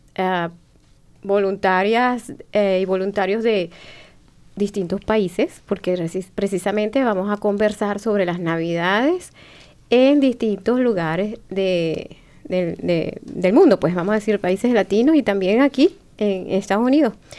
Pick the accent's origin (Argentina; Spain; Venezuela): Venezuela; moved away as an adult; now in Bloomington, United States; yo digo, de Venezuela